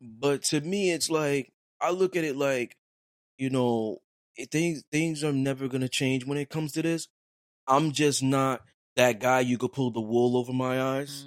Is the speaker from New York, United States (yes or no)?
yes; New York City, New York, United States; I'm from Brooklyn